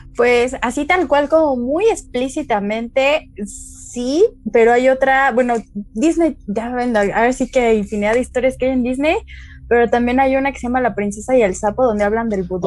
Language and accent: Spanish; Mexico City, Mexico; moved away as an adult; now in Querétaro, Mexico; soy de la Ciudad de México, tiene cuatro años que vine a Querétaro